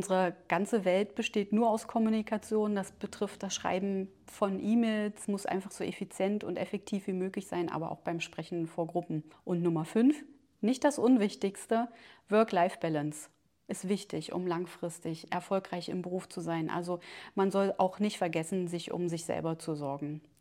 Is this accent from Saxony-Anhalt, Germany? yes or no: yes; Schönebeck, Saxony-Anhalt, Germany; also born or lived in Staßfurt; now in Magdeburg, Germany; ich bin ein Kind der Region, ich bin in Stasswort geboren, in Schönebeck zur Schule